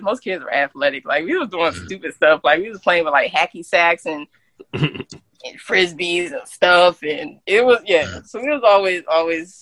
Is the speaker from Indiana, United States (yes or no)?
no; Camden, New Jersey, United States; growing up in Camden